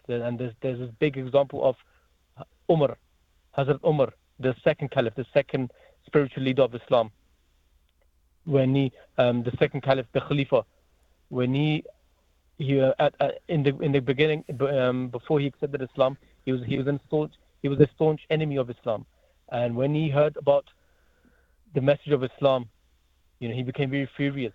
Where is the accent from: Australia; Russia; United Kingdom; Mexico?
United Kingdom; Croydon, London; moved away as an adult; also born or lived in Germany; now in Hamilton, New Zealand; that's where I lived for almost, you know, 12 to 13 years in Croydon, South London